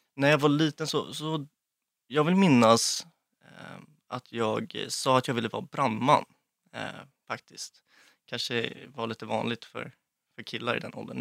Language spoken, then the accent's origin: Swedish; Lidingö, Stockholm County, Sweden; Jag växte upp eh, på Lidingö med min mamma, pappa och mina två brorsor och min hund